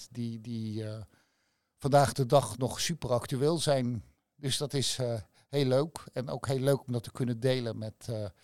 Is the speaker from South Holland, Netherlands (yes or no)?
yes; Rotterdam, South Holland, Netherlands; Ja, ik ben ook Rotterdammer, net als Erasmus. Heb hier op het Erasmiaans gezeten.